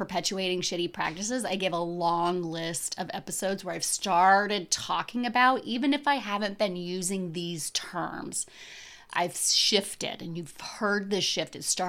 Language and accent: English; United States; and I grew up here in America.